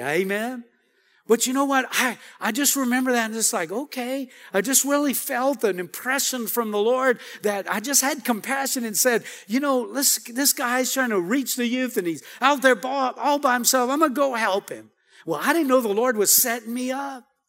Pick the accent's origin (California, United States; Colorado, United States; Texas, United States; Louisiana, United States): Louisiana, United States; Cajun; I'm Cajun.